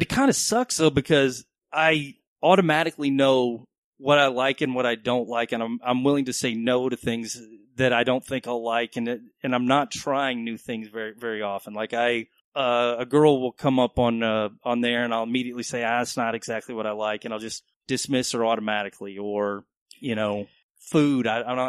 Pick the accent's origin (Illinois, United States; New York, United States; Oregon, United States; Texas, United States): Texas, United States; Dallas; I am from Texas. I grew up in Dallas.